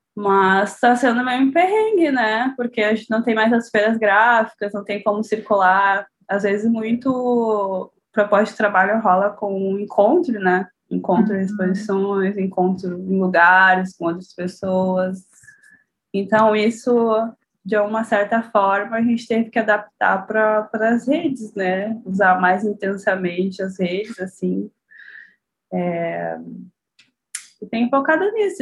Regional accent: São Leopoldo, Rio Grande do Sul, Brazil; Eu sou de São Leopoldo, aqui na região metropolitana

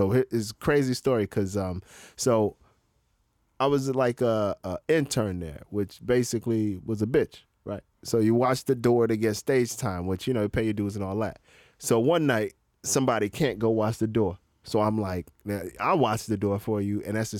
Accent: Florida, United States; also born or lived in Brooklyn, New York / Manhattan, New York; now in Indiana, United States; First, when I was born in Brooklyn, then moved to Florida when I was, like, it was young, like, probably, like, one. Moved back 2017, Christmas Eve 2017, and I stayed in Brooklyn and then moved to Manhattan, but, like, Spanish Harlem

